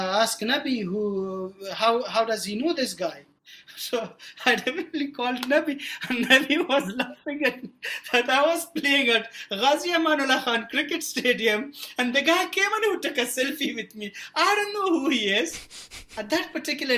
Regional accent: Afghanistan; I'm from Afghanistan.

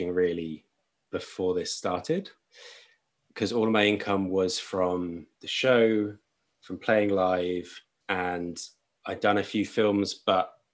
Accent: Brighton, South East England, United Kingdom; moved away as an adult; also born or lived in Limerick, Ireland / Sussex; now in London, United Kingdom; I grew up in Brighton on the South Coast.

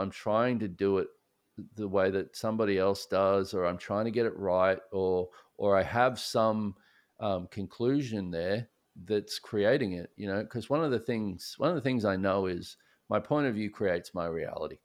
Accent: Australia; moved away as an adult; now in Houston, United States; I grew up in Australia

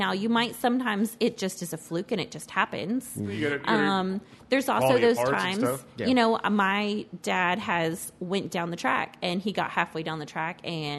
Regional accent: Ashland, Kentucky, United States; I'm from Ashland

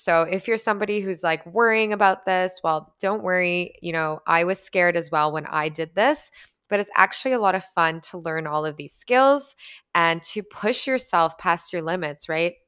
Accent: Canada; I'm Canadian

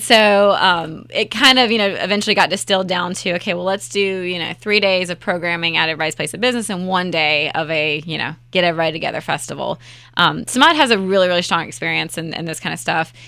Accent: Raleigh, North Carolina, United States; I am born and raised in Raleigh-Wood

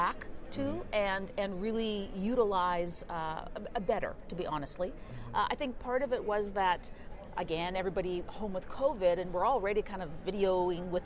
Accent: Canada; I am a Canadian

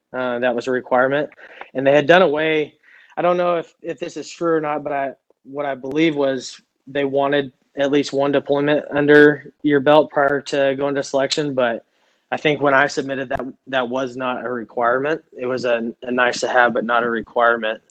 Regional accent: Stephenville, Texas, United States; moved away as an adult; I grew up in in Texas. I lived there my entire life, all the way till I was 24 years old

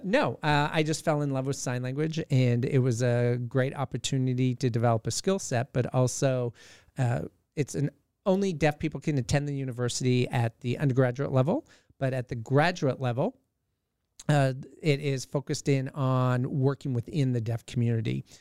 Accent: Southern Alberta, Canada; moved away as an adult; now in Alaska, United States; born and raised in Canada, but I've been in Alaska

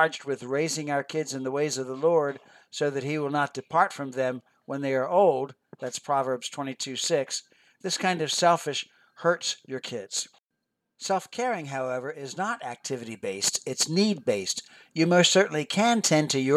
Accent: Philadelphia, Pennsylvania, United States; I grew up near Philadelphia, Pennsylvania, and never saw all the neat tourist attractions until I became a tourist for a day as a senior in high school.

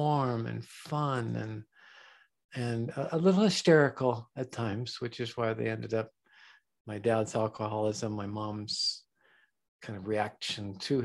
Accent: San Diego, California, United States; I was born in San Diego

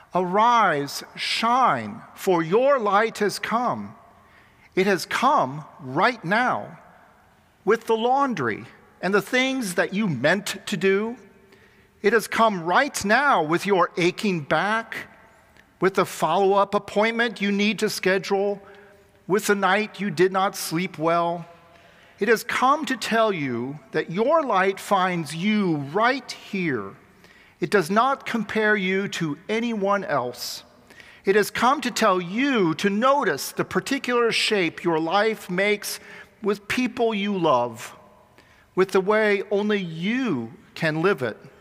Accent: Xenia, Ohio, United States; born or raised there; moved away

